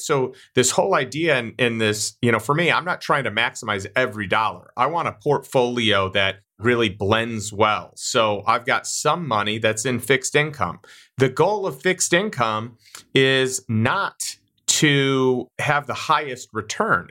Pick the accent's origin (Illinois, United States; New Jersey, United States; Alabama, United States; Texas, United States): Illinois, United States; Chicago; I grew up in Chicago